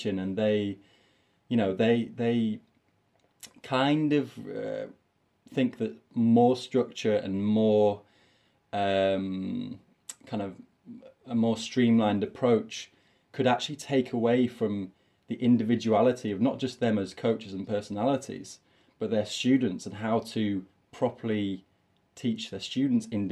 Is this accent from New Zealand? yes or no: no; York, Yorkshire and the Humber, United Kingdom; I'm from York. This is my little city that I'm from in the north of England